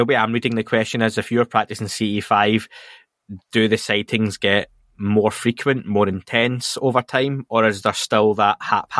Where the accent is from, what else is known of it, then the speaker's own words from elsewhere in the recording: United Kingdom; Being from the UK